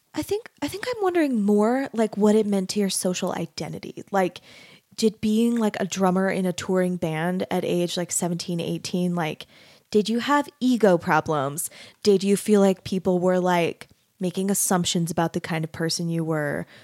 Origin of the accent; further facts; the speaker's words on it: Arizona, United States; I grew up in Arizona